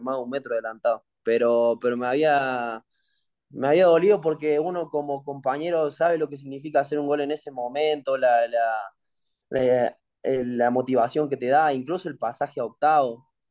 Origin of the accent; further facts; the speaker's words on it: Argentina; now in Mexico; los argentinos lo vimos de una manera extrema